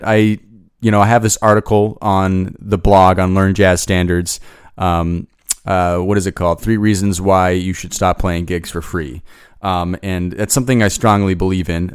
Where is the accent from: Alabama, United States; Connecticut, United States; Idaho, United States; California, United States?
Idaho, United States; Boise; moved away; I'm originally from Boise, Idaho